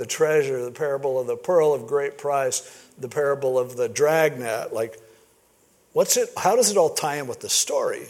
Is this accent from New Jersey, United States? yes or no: no; Stanton, California, United States; growing up in Stanton, California